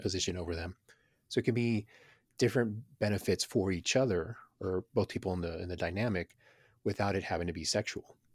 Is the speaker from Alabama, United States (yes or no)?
no; Houston, Texas, United States; growing up in Houston in the middle of gang violence